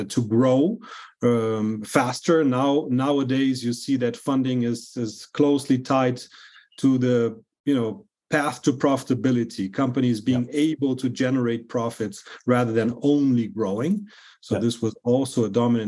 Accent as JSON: {"language": "English", "country": "Brazil", "tie": "born or raised there", "said": "I was born and raised in Brazil, but I have European roots"}